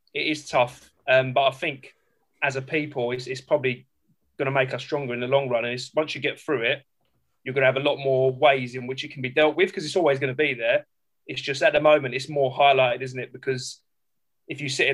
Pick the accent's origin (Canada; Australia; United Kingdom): United Kingdom; London; I grew up in South East London and I teach in South East London